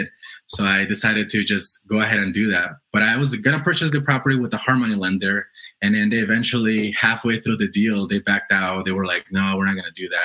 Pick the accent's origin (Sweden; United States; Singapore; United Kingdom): United States; Colorado; I'm from Colorado.